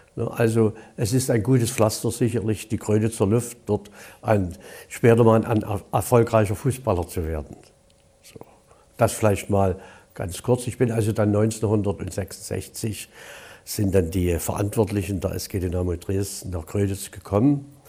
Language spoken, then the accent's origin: German; Gröditz, Saxony, Germany; also born or lived in Dresden; Sechzehnter neunter, siebenundvierzig wurde ich geboren in Kröditz. Besuchte dann die Polytechnische Oberschule von der ersten bis zur zehnten Klasse.